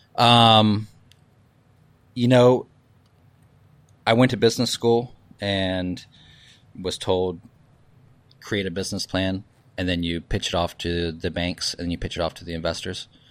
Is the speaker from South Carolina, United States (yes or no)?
yes; Charleston, South Carolina, United States; moved away; also born or lived in New York / San Francisco; I was born in Charleston